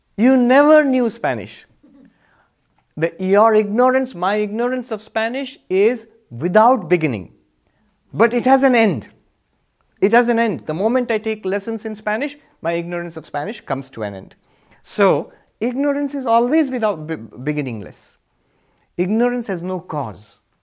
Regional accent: India; I'm Indian

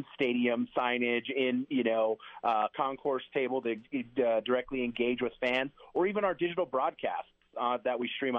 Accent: New Mexico, United States; being from New Mexico, born and raised in New Mexico

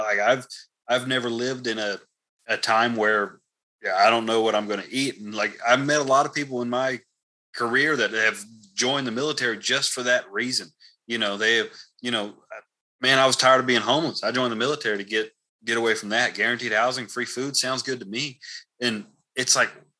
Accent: Texas, United States; now in Idaho, United States; growing up in Texas

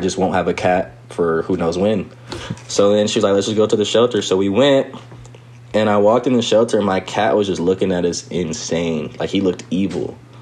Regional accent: Riverside, California, United States; we grew up skating back in Riverside

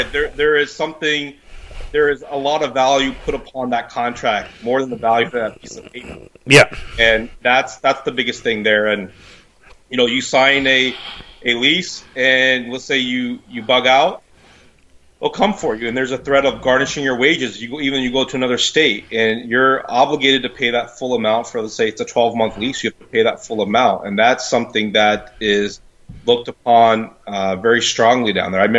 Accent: Midwest, United States; now in Ontario, Canada; amazed on how different the the housing rules and the rental rules are here in Ontario compared to where I came from the Midwest.

